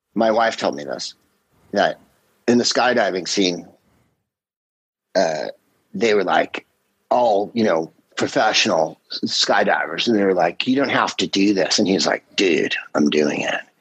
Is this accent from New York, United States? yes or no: no; San Carlos, California, United States; I'm from San Carlos